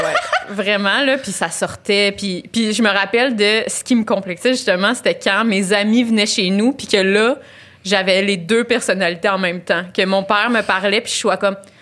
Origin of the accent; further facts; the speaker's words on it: Laval, Quebec, Canada; je viens de Laval